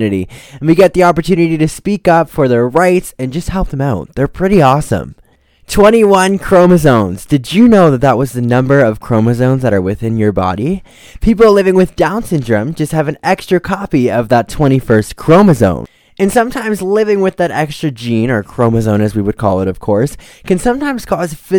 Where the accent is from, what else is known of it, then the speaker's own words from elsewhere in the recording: Ontario, Canada; I'm also from Ontario